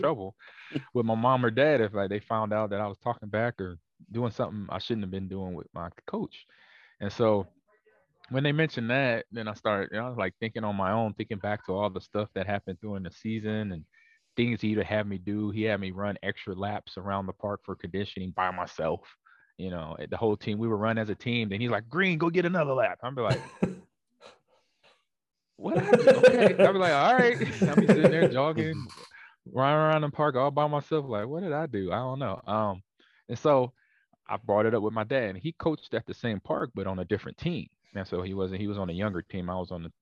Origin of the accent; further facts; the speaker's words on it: Los Angeles, California, United States; also born or lived in Omaha, Nebraska; I was born in Nebraska, but then raised in Los Angeles, California.